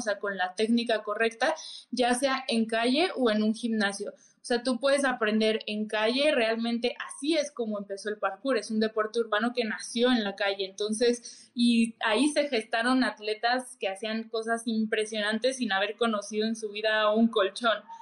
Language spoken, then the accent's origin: Spanish; Mexico City, Mexico; soy de Ciudad de México, tengo 25 años